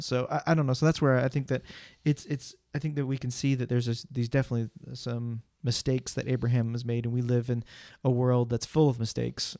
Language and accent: English; United States; I'm an American